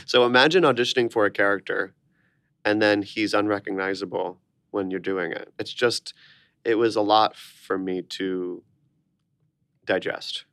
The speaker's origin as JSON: {"language": "English", "town": "Orlando", "region": "Florida", "country": "United States", "tie": "born or raised there", "moved": "as an adult"}